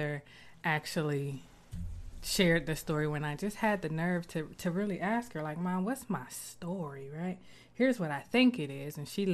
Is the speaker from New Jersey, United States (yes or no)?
no; Columbus, Ohio, United States; I'm from Columbus.